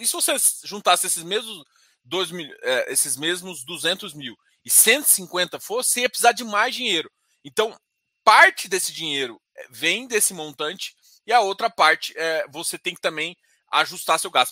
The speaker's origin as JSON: {"language": "Portuguese", "country": "Brazil", "said": "A gente é brasileiro"}